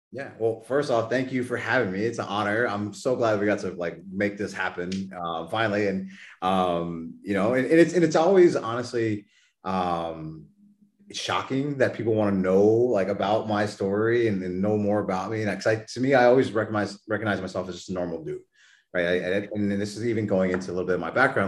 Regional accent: New Braunfels, Texas, United States; moved away; I was born and raised down in New Braunfels, Texas

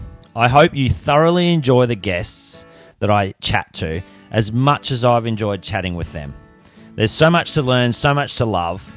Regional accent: Australia; Or, you know, growing up in Australia, we're so blessed, aren't we?

